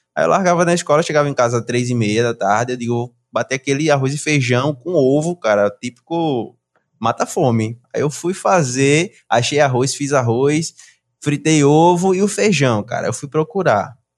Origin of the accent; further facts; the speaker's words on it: Brazil; now in Canada; Sou do Brasil.